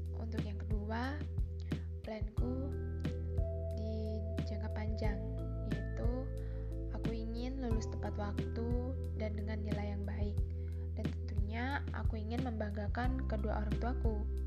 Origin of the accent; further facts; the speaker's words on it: Indonesia; aku lahir di Rahamurti, dua puluh tiga Juni dua ribu tiga